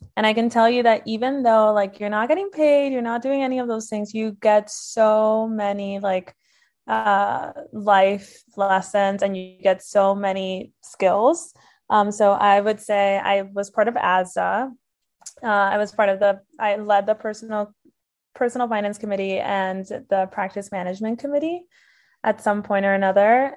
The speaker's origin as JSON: {"language": "English", "town": "Miami", "region": "Florida", "country": "United States", "moved": "as an adult", "lives_now": "Milwaukee, United States", "said": "I'm originally from Miami, Florida, so I'm a Midwest transplant now"}